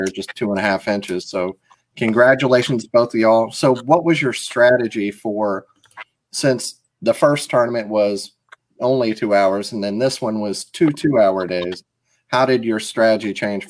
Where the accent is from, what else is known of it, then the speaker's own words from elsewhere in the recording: Mississippi, United States; I'm from Mississippi.